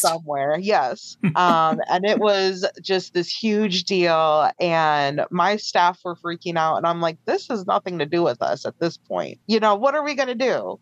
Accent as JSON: {"language": "English", "town": "Chicago", "region": "Illinois", "country": "United States", "also_born_or_lived": "the South", "moved": "as an adult", "said": "I'm from the Chicago area"}